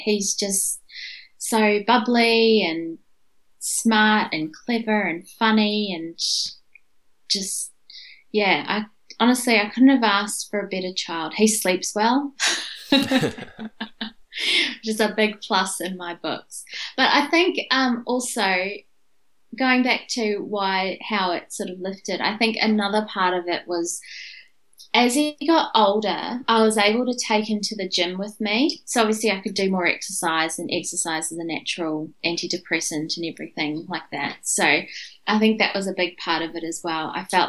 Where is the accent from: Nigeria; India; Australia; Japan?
India; Because I'm Indian, our culture kind of just brushes it all under the covers.